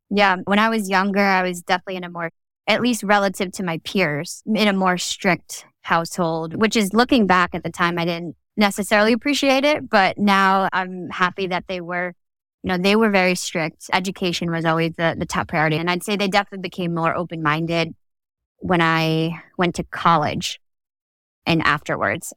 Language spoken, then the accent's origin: English; New Jersey, United States; moved away; there weren't a lot of Filipinos in the community in New Jersey where I grew up